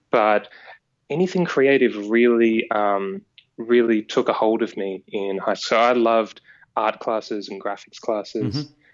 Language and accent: English; Aireys Inlet, Victoria, Australia; born or raised there